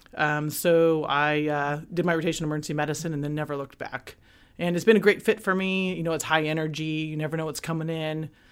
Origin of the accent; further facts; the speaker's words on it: Sanger, California, United States; also born or lived in Fresno, California; I'm a local girl. I'm here from Sanger, California. You know, born in Fresno Communities Hospital